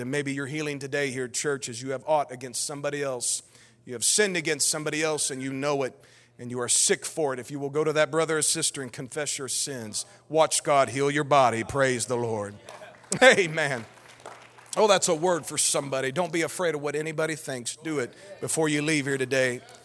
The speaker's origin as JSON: {"language": "English", "country": "United States", "said": "we're American"}